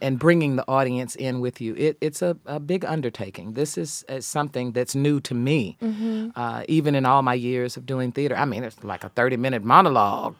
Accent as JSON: {"language": "English", "town": "Dallas", "region": "Texas", "country": "United States", "tie": "born or raised there", "said": "I grew up in Dallas"}